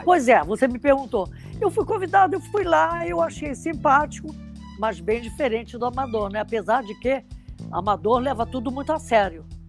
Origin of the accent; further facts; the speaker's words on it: Rio de Janeiro, Brazil; Eu fui criada em Ipanema, no Raviscão de Pirajá